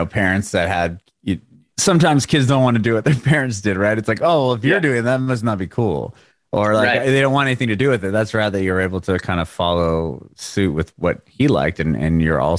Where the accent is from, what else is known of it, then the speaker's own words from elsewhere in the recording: California, United States; moved away as an adult; also born or lived in San Diego; now in Nashville, United States; We just moved to Nashville from San Diego. I'm born and raised in California as well.